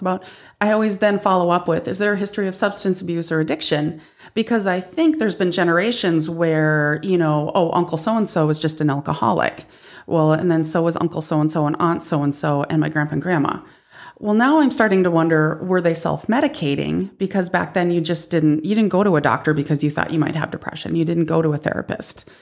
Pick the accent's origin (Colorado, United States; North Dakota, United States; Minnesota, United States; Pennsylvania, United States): North Dakota, United States; now in South Dakota, United States; 'cause I'm from North Dakota and we're better up there.